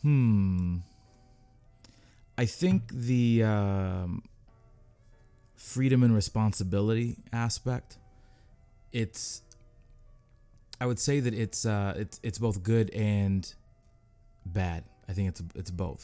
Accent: Seattle, Washington, United States; moved away as an adult; now in Los Angeles, United States; I'm from Seattle originally, born and raised

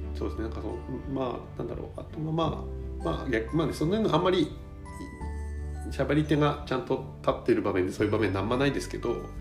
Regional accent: Higashishirakawa District, Fukushima, Japan; also born or lived in Tokyo; 僕は東白川郡山祭町っていうところの出身

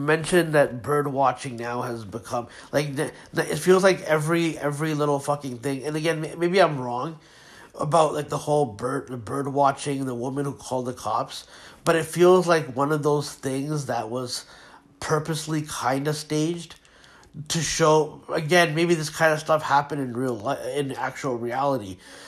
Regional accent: Pakistan; I'm Pakistani

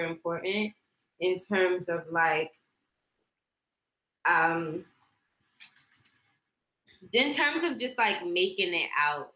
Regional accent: New York City, New York, United States; Born and raised. So I was born in the Bronx

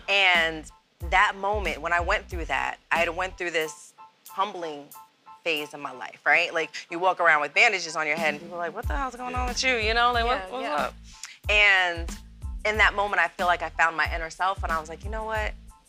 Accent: New Jersey, United States; also born or lived in Germany / Virginia Beach, United States; now in North Carolina, United States; I'm a Jersey girl and an Army brat. Mm-hmm. So I grew up in Germany and Jersey and Virginia Beach.

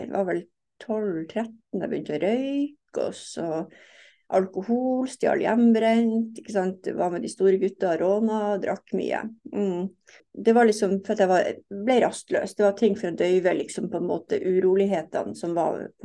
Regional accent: Fauske, Nordland, Norway; moved away as an adult; now in Oslo, Norway; Ja, har jo vokst opp som sagt på Fauske. Flytta til Oslo i 2002.

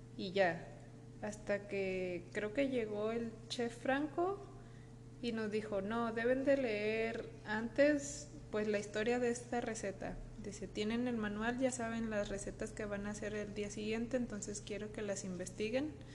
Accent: Mexico; como mexicano

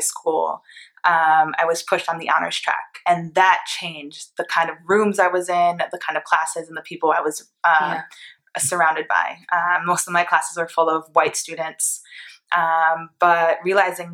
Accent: Port Chester, New York, United States; moved away as an adult; also born or lived in Greenwich, Connecticut; now in San Francisco Bay Area, United States; I was born in New York, Port Chester, New York, and right over the border in Greenwich, Connecticut, one of the wealthiest cities, towns on the East Coast where billionaires live. I got to go to that public school

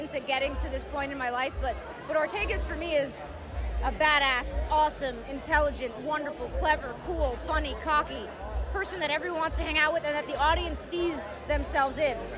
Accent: New York, United States; as a New Yorker

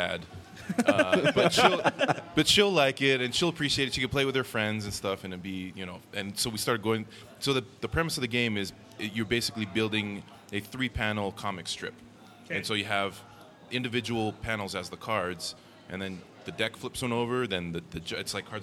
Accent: Orem, Utah, United States; I grew up there. I went to high school

